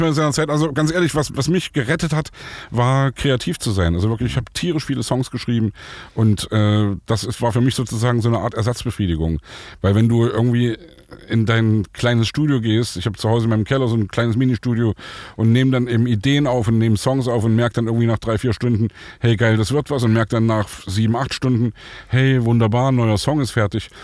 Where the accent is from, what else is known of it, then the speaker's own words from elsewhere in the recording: Saxony, Germany; ich komme aus Sachsen